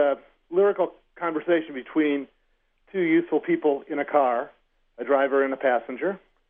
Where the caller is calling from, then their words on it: Wake Forest, North Carolina, United States; Wake Forest, North Carolina.